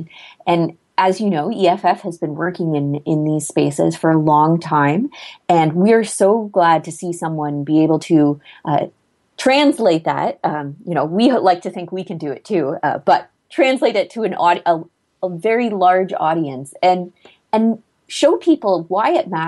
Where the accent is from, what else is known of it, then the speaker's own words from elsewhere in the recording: Canada; as a Canadian